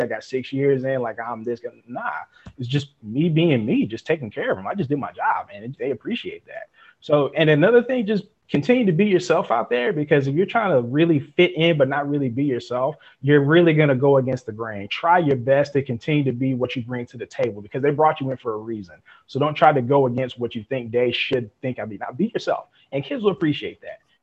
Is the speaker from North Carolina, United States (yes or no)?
yes; Fayetteville, North Carolina, United States; now in LaGrange, United States; I'm originally from Fayetteville, North Carolina.